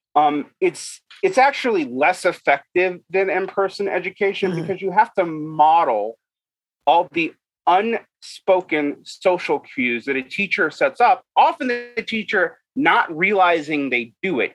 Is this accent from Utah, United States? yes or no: yes; Utah, United States; my home state of Utah